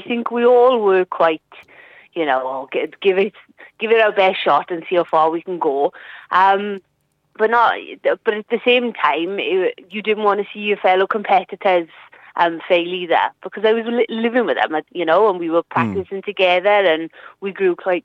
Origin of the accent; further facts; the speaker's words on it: Treorchy, Wales, United Kingdom; now in Aberdare, United Kingdom; I grew up in Truebert. All my family from Truebert, and I went to a Trokey comp